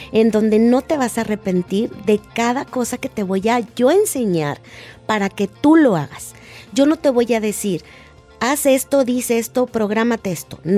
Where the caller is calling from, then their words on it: Chicago, Illinois, United States; Hola, doctor César. Saludos desde Chicago, Illinois.